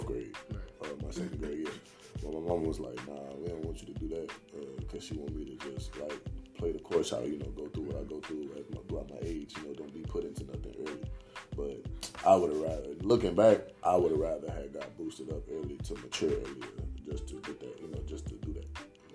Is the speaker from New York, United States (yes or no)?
no; Chicago, Illinois, United States; I'm born and raised in Chicago.